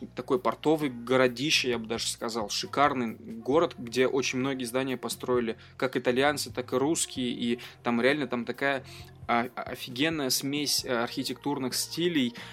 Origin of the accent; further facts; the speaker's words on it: Ufa, Bashkortostan, Russia; now in Moscow, Russia; я родом из Уфы, живу в Москве